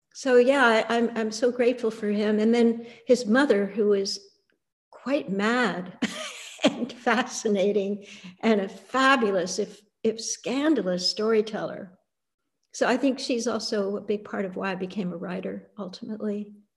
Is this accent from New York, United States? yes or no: yes; Annandale-on-Hudson, New York, United States; I grew up in the Bard College campus in the Hudson Valley